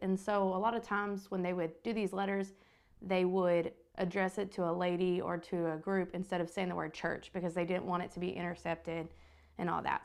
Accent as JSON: {"language": "English", "area": "the Bible Belt", "region": "the South", "country": "United States", "tie": "born or raised there", "said": "growing up in the Bible Belt"}